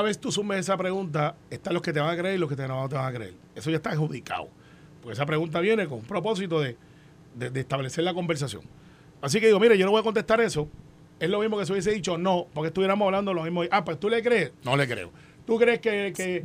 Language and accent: Spanish; Puerto Rico